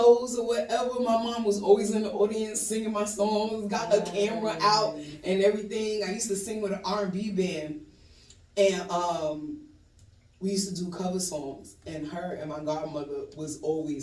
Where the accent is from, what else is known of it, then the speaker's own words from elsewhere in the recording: New York City, New York, United States; moved away as an adult; now in Atlanta, United States; I'm originally from Brooklyn, New York.